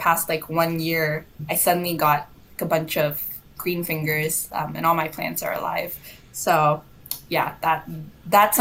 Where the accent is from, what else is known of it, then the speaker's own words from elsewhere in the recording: Malaysia; moved away as an adult; I'm from Malaysia originally. I moved here for school, and now, I've sort of uprooted my life and I'm here for the long haul.